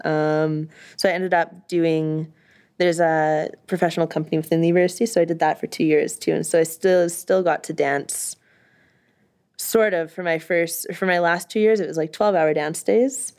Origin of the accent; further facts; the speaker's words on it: Winnipeg, Manitoba, Canada; I'm from Winnipeg, so this is in the, the millennial, millennial library in Winnipeg